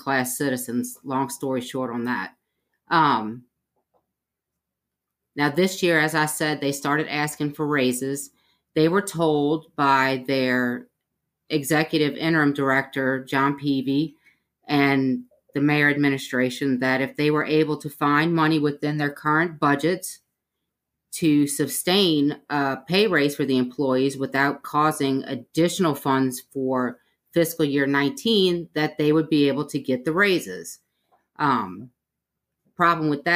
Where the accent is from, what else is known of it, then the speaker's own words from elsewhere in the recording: New Orleans, Louisiana, United States; moved away as an adult; now in Mobile, United States; I'm originally from New Orleans, Louisiana. I moved here to go to school